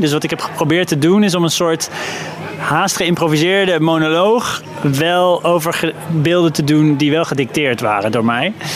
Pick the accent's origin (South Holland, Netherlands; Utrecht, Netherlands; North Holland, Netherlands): South Holland, Netherlands; The Hague; de stad Den Haag, waar ik ben opgegroeid.